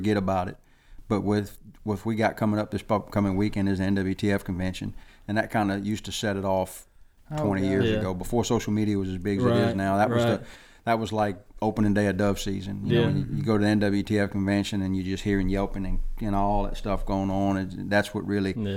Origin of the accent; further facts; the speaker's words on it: South Louisiana, United States; also born or lived in Alabama; growing up in South Louisiana